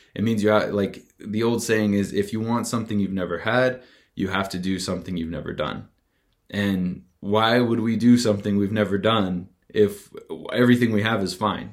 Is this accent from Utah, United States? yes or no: yes; Tooele, Utah, United States; moved away as an adult; also born or lived in Las Vegas; I had to leave behind my hometown of Tooele.